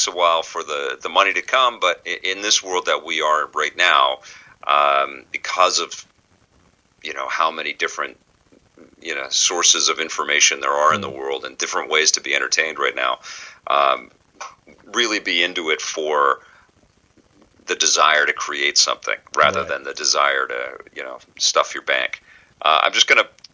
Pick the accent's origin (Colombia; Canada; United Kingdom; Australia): Canada; Vancouver, British Columbia; There was a pool hall where I grew up in Vancouver in an area called Kitsilano